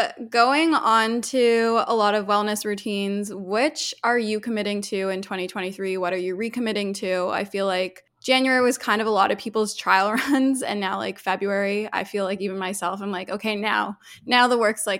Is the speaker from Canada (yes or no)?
yes; Toronto, Ontario, Canada; Yeah, so I'm from Toronto, Canada. My parents are originally from South Africa. They immigrated here in 1990, and I was born here, raised here